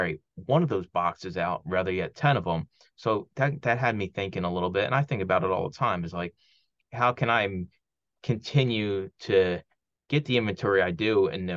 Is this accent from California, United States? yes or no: no; Philadelphia, Pennsylvania, United States; moved away; friends I grew up with down in Philly